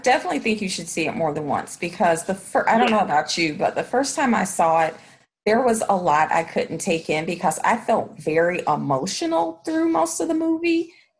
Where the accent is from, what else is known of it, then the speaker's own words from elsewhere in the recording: the South, United States; someone growing up in the South, that, you know, you're used to that in a movie